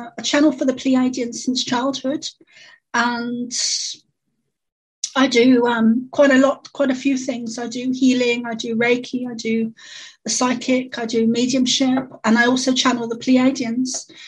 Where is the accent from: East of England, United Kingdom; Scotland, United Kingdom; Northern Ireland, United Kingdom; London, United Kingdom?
London, United Kingdom; I grew up in London, in the East End, which would be similar to the equivalent of the Bronx